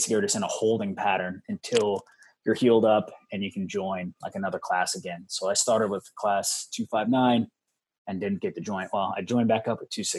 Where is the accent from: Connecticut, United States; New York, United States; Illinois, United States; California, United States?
California, United States; Orange County, Southern; I'm from Orange County, Southern California.